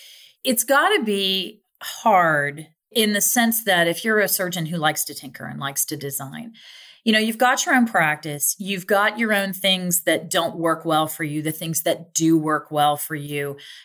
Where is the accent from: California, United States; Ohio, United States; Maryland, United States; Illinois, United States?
Ohio, United States; I mean, I'm from Ohio, so I know what Toledo looks like.